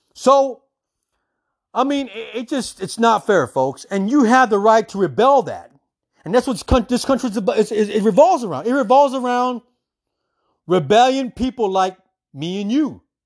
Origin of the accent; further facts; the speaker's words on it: United States; as an American citizen